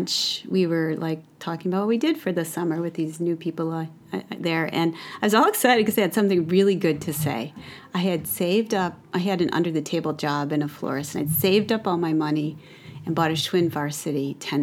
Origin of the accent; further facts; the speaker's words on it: Detroit, Michigan, United States; Detroit, in the city